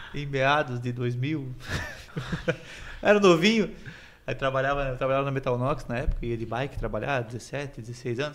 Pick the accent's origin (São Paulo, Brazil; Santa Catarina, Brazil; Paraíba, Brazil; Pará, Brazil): Santa Catarina, Brazil; Jaraguá do Sul; Eu sou de Jaraguá